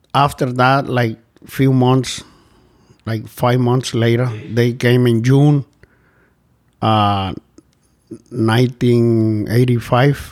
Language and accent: English; Guatemala; moved away as an adult; I'm from Central America, Guatemala